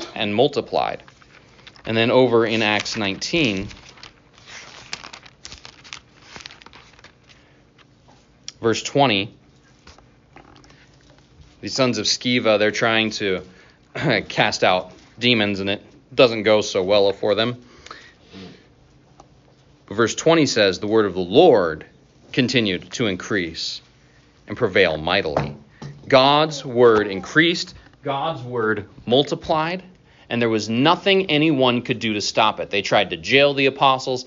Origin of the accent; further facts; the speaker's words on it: North Idaho, United States; now in Iowa, United States; growing up in North Idaho, where we had all clay soil